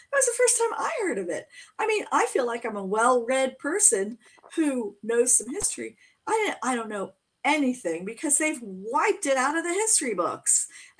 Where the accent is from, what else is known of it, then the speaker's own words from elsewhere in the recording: Florida, United States; I was born in Florida.